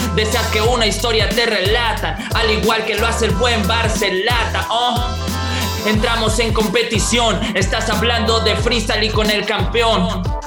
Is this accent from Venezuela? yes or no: no; Monterrey, Nuevo León, Mexico; acá ya extrañaba mi, mi, mi, Regiolandia acá en Monterrey. La verdad es que yo soy muy, muy de, mi tierra, me gusta mucho, me gusta mucho Monterrey